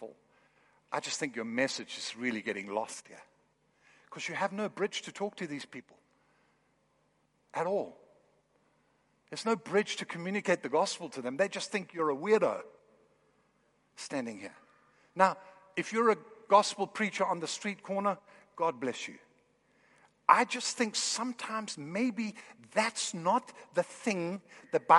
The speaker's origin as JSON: {"language": "English", "town": "Kolding", "region": "Southern Denmark", "country": "Denmark", "moved": "yes", "said": "I'm from Northern Europe."}